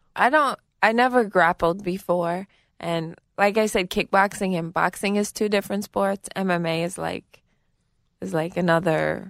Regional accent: New York City, New York, United States; I grew up in Garrettson Beach in Brooklyn, New York.

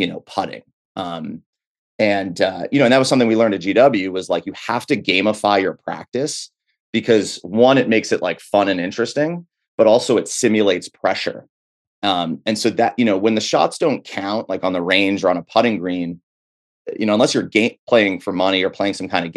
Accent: New Hampshire, United States; I grew up in New Hampshire

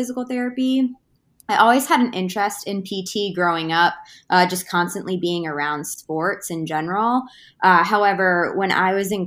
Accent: Boston, Massachusetts, United States; moved away as an adult; also born or lived in North Carolina; I'm originally from Boston, Massachusetts. That's where I grew up. I was born and raised

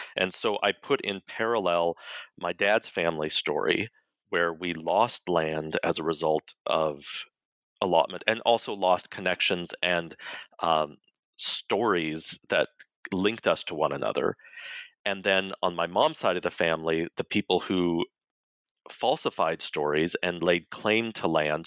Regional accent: Colorado, United States; I was raised, born and raised in Colorado

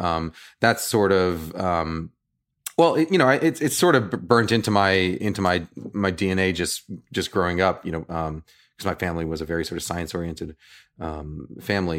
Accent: New York, United States; now in Bay Area, United States; I'm from New York

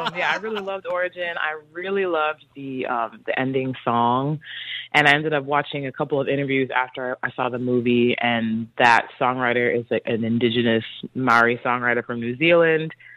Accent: North Carolina, United States; now in Los Angeles, United States; I'm from North Carolina

